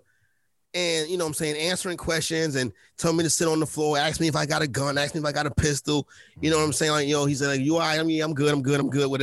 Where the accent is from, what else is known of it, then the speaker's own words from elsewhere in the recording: New York City, New York, United States; I grew up on Sugar Hill